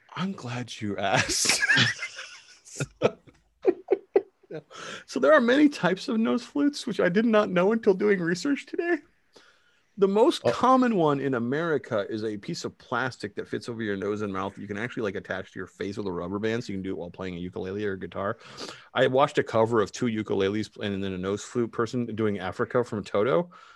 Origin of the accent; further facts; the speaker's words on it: Canada; I'm Canadian